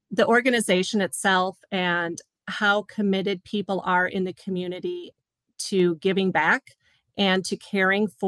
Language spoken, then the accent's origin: English; Upper Michigan, United States; originally born and raised in Upper Michigan